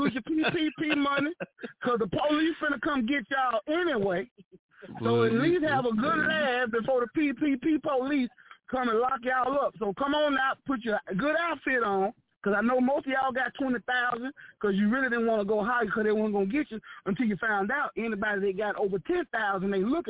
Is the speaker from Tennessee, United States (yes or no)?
no; Holly Springs, Mississippi, United States; I'm from Holly Springs, Mississippi. Grew up at Hernando Road, Church of Christ, Holly Springs, Mississippi.